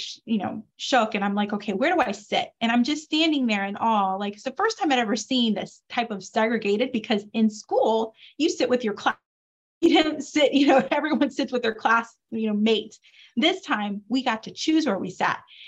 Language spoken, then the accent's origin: English; Detroit, Michigan, United States; I grew up in Detroit, Michigan